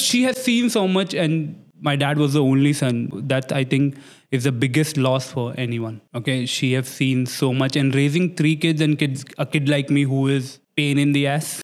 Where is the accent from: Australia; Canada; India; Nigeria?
India; Delhi; moved away as an adult; now in Dubai, United Arab Emirates; I'm from Old Delhi, Chani Chowk